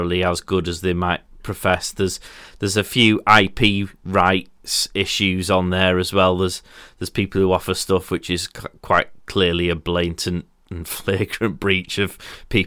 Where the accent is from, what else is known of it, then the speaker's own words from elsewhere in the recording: Yorkshire and the Humber, United Kingdom; as a Yorkshireman